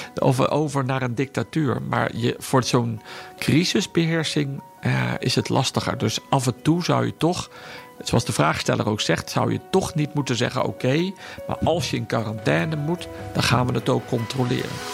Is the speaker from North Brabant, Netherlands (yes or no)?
yes; Udenhout, North Brabant, Netherlands; moved away as an adult; daar heb ik altijd gewoond in mijn jeugd